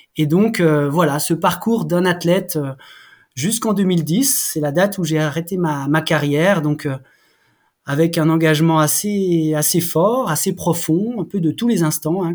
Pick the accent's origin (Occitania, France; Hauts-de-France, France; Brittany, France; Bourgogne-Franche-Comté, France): Bourgogne-Franche-Comté, France; Haut-Doubs, Jura mountains; je suis né dans le Jura, je suis un gamin des montagnes du Jura. Et euh, j'ai eu la chance de grandir euh, dans ce secteur du Haut-Doubs